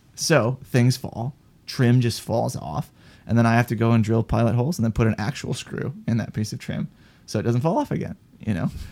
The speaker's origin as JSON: {"language": "English", "region": "Wisconsin", "country": "United States", "moved": "yes", "said": "I'm from Wisconsin originally"}